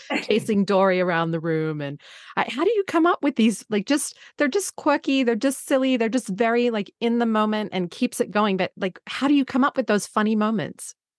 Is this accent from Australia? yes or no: yes; Australia; moved away; being Australian